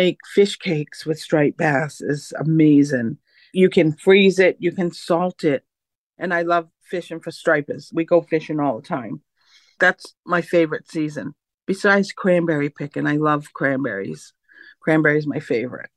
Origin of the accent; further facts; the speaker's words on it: Mashpee, Massachusetts, United States; I'm from the Mashpee Wampanoag Nation, located all the way east, Mashpee, Massachusetts, Cape Cod